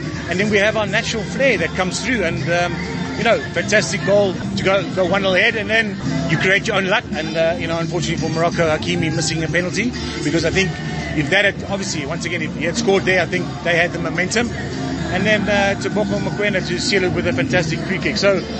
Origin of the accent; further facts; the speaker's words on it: South Africa; very proud as a South African and a former Bafana player